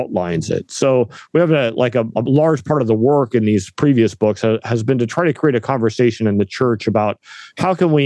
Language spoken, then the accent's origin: English; Northern California, United States; moved away; We're from the West Coast originally, my wife and I both. My wife from Portland, myself from Northern California, but kind of way up in the sticks in the mountains